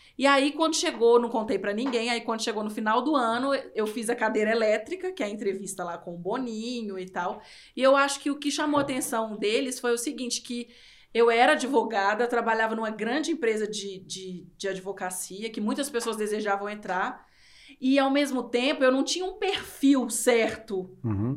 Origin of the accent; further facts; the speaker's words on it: interior of Minas Gerais, Brazil; eu sou do interior de Minas e minha cidade tem dezessete mil habitantes